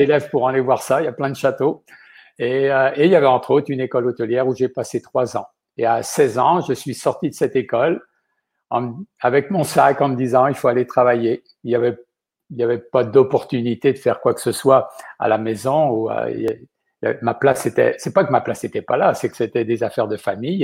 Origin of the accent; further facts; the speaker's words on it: La Gaubretière, Pays de la Loire, France; now in Quebec, Canada; je suis né dans un minuscule village qui s'appelle la Gaubretière, et ça se trouve dans, l'ouest de la France, dans un département qu'on appelle la Vendée